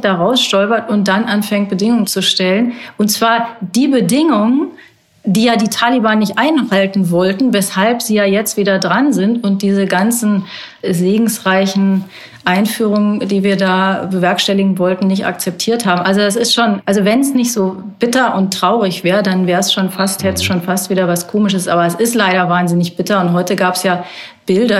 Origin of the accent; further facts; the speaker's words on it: North Rhine-Westphalia, Germany; Ich bin ja in Nordrhein-Westfalen groß geworden